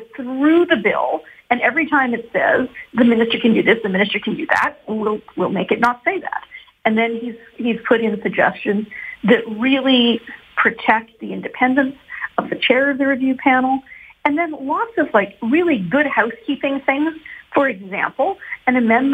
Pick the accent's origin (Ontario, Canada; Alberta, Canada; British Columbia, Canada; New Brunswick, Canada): Alberta, Canada; Edmonton; I'm from Edmonton